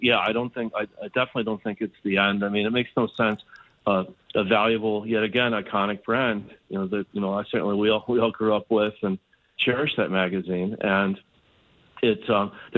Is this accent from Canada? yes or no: yes; Canada; as a Canadian